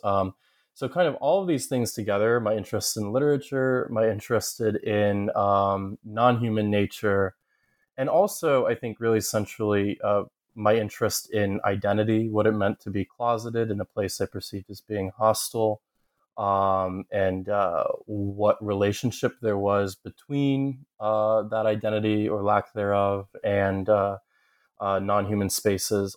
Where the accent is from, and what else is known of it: Southern Ohio, United States; born or raised there; moved away as an adult; also born or lived in upstate New York / Kentucky / Massachusetts / Connecticut